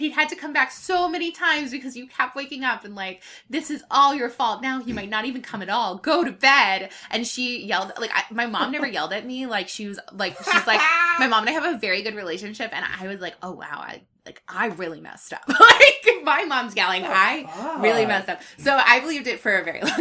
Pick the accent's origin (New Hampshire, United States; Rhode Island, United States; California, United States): New Hampshire, United States; I am from New Hampshire, and there's a lot of Irish people there